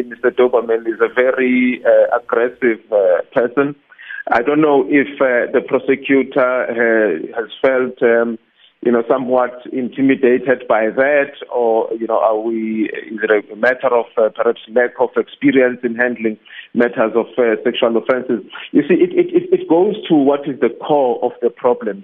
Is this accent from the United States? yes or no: no; South Africa; as a South African, as someone who lives in a country where there is a rape culture